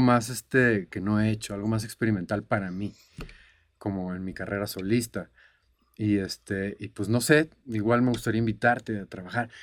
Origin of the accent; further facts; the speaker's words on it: Cancún, Quintana Roo, Mexico; moved away; also born or lived in Boston, United States / Monterrey, Mexico / Los Angeles, United States; yo crecí en Cancún